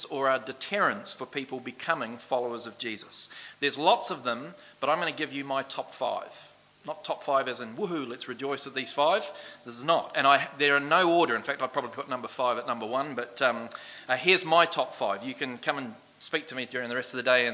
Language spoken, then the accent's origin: English; New Zealand; moved away; also born or lived in Australia; I played Aussie League for the first time as a Kiwi over in Australia